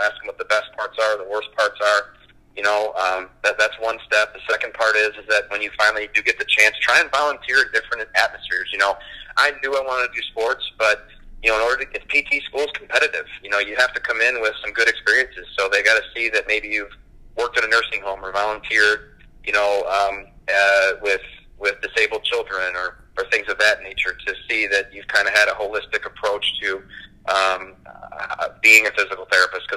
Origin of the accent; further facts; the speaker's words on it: Chicago, Illinois, United States; I grew up in the Chicago area